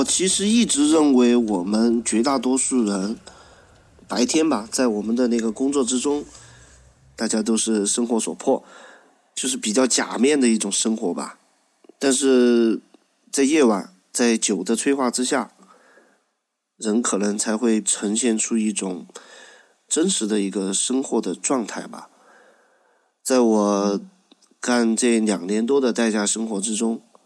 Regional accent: Sichuan, China; accent: Sichuanese; also born or lived in Chengdu; 像我们四川话的话

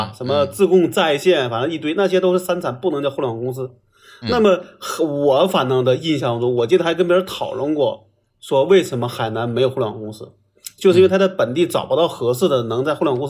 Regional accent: Shenyang, Liaoning, China; now in Beijing, China; 就是我确实意识到，说我从沈阳出来到北京，到现在看是一个最正确的决定。

